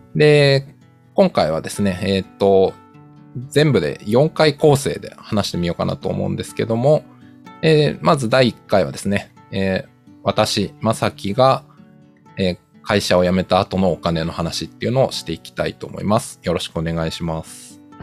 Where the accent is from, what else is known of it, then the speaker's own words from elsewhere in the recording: Tokyo, Japan; 僕、東京出身の人間で東京の実家に住んでたんで